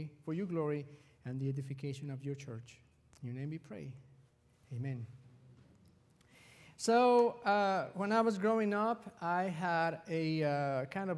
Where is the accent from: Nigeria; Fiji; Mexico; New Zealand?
Mexico; moved away; I was raised in Mexico